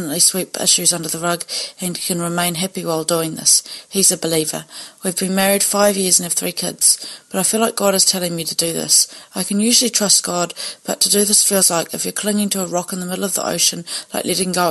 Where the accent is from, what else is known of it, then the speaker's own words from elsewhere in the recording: New Zealand; I'm from New Zealand.